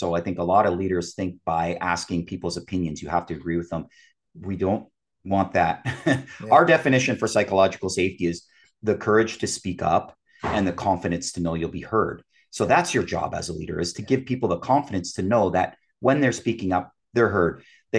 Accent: Canada; I'm a Canadian.

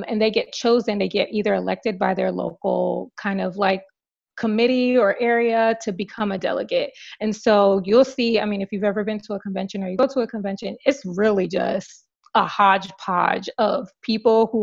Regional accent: New Jersey, United States; also born or lived in Washington, D.C.; I was born and raised in New Jersey

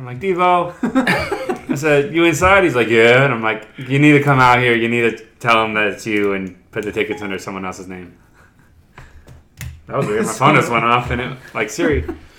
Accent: Canada; gosh, I'm Canadian. Holy smokes.

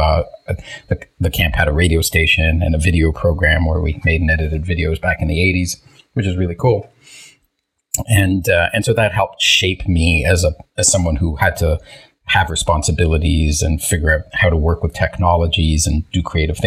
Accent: Toronto, Ontario, Canada; first language Hebrew; English is a second language; also born or lived in Israel; I grew up in the Toronto area

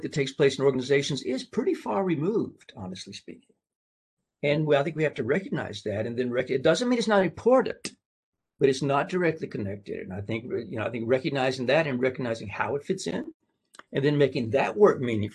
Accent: Tennessee, United States; moved away; I'm from Tennessee.

